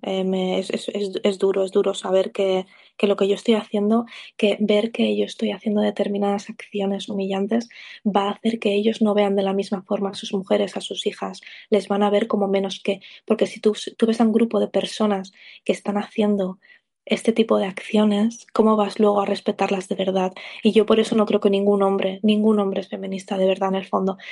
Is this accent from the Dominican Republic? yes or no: no; Spain; yo soy española